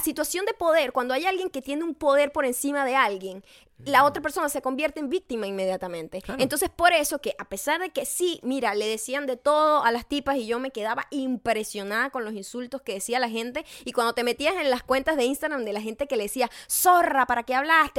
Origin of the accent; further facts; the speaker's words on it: Venezuela; moved away; en mi país